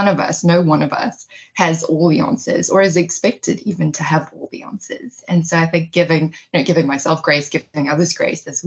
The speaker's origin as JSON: {"language": "English", "country": "South Africa", "tie": "born or raised there", "moved": "as an adult", "lives_now": "New York, United States", "said": "growing up in South Africa"}